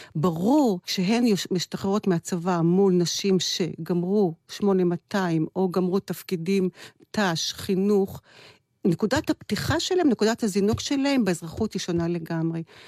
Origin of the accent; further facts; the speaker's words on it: Kiryat Tivon, Haifa District, Israel; גדלתי בתיכון בחיפה, בבית ספר חוגים. אה, בבית ספר יסודי גדלתי בטבעון